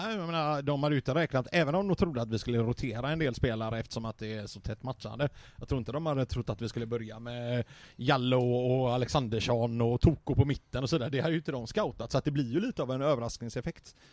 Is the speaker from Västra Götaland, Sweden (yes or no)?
yes; Götene, Västra Götaland, Sweden